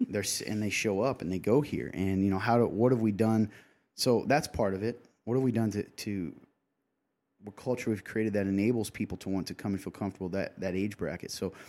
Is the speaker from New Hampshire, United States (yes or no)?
no; Nappanee, Indiana, United States; particularly in my hometown. I'm from the Napanee area.